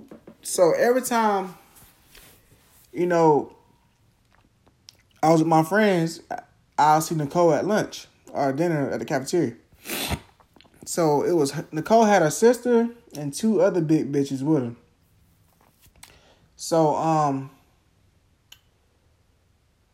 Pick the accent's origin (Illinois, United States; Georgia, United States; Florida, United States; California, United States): Florida, United States; Jacksonville; I'm from Jacksonville, Florida